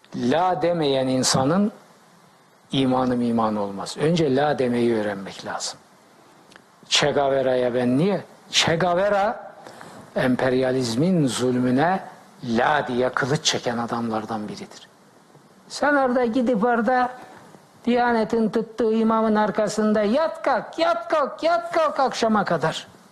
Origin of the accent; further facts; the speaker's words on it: Black Sea Region, Turkey; Ben Karadeniz çocuğuyum